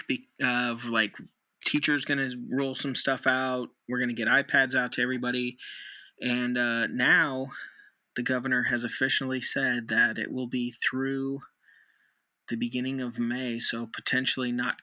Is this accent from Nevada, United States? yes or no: yes; Nevada, United States; Nevada's my home state